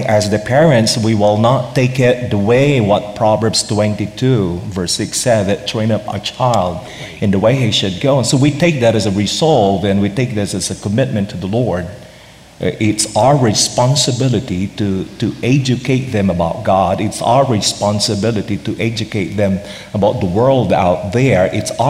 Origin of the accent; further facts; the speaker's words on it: Philippines; With the Asian American context, for Filipino, for one, we're very relational